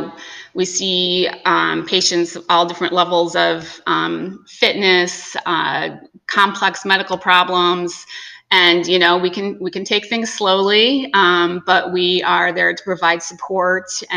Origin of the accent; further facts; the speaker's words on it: Holland, Michigan, United States; moved away; also born or lived in Chicago, Illinois / upstate New York; originally I'm from Michigan, Holland, Michigan.